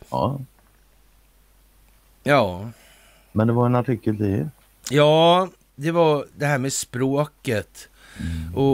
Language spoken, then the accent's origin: Swedish; Västerbotten County, Sweden; Det gamla bolaget Masonit AB låg i Västerbotten där jag växte upp.